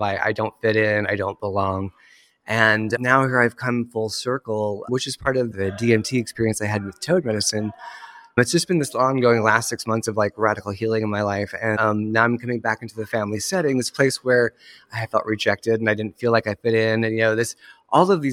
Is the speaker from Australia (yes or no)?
no; Iowa, United States; moved away; I grew up in a small town, a wee town in Iowa, and it's actually where I'm back again